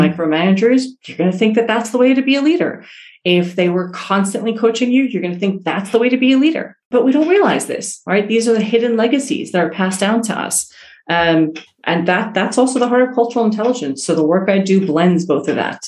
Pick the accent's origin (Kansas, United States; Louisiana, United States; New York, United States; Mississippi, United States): New York, United States; New York City; moved away as an adult; also born or lived in Iran / Italy / Western Massachusetts; moved to to New York City, which is where I grew up, and in Queens, New York